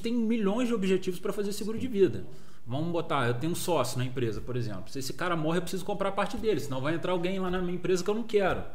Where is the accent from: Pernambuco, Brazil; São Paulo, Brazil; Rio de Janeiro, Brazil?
Rio de Janeiro, Brazil; Volta Redonda; also born or lived in Dublin, Ireland / Três Rios; eu sou de Volta Redonda, a M Broker também tem a sede aqui em Volta Redonda